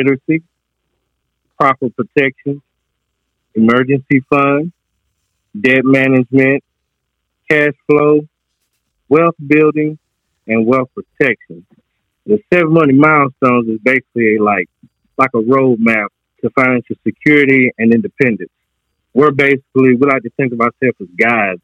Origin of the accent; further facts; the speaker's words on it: Goldston, North Carolina, United States; I'm from North Carolina, a little place called Golston